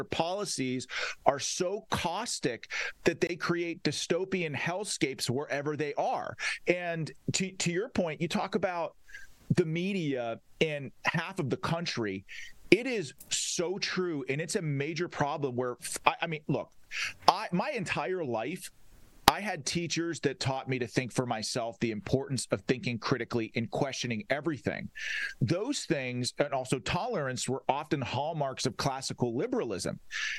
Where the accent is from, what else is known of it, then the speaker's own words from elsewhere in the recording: Pennsylvania, United States; my home state of the Commonwealth of Pennsylvania.